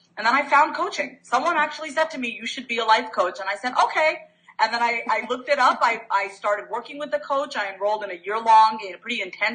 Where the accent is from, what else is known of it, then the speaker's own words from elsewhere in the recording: New York, United States; I am a New Yorker. Mm-hmm. By birth, born and raised New Yorker.